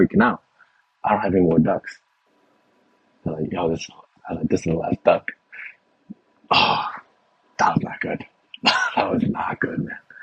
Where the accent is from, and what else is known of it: Texas, United States